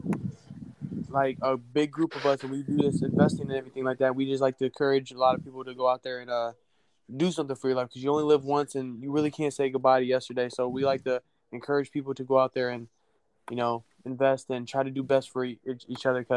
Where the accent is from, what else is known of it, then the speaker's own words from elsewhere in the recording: Miami, Florida, United States; we're actually from Miami, Florida